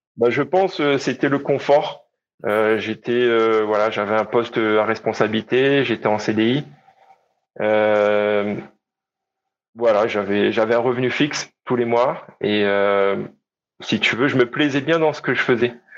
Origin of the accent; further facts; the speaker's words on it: Réunion; je suis né à La Réunion et j'ai grandi à La Réunion